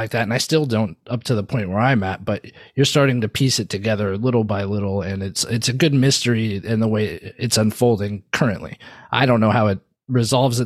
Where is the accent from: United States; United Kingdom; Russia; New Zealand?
United States; West Coast; moved away; I am from the West Coast originally